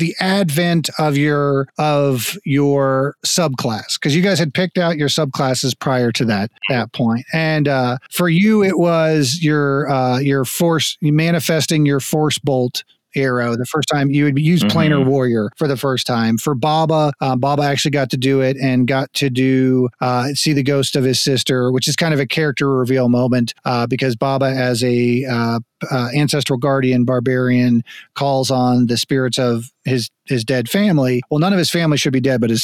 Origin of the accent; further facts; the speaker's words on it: United States; also born or lived in Texas / Florida; growing up in Texas and Florida